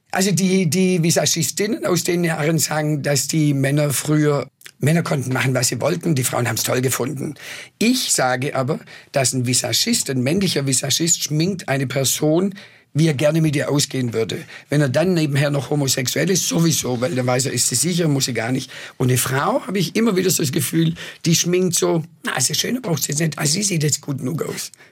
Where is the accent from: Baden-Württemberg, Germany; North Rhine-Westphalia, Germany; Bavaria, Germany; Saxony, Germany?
Baden-Württemberg, Germany; Swabia; accent: Swabian; first language Swabian; also born or lived in New York / Madrid; weder Englisch noch Spanisch konnte, also nur Schwäbisch konnte